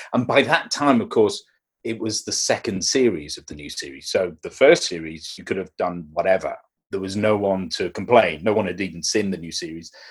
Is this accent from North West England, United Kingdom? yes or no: yes; Liverpool, North West England, United Kingdom; I grew up in Liverpool